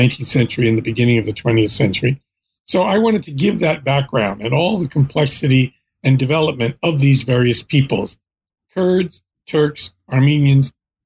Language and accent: English; Philadelphia, Pennsylvania, United States; I was born in the United States in Philadelphia, PA.